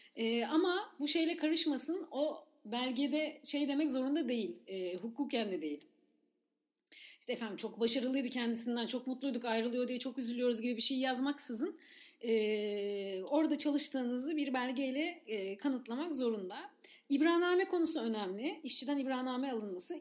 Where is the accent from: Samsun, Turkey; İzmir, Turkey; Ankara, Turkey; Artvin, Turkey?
İzmir, Turkey; ben de İzmir'de büyüdüm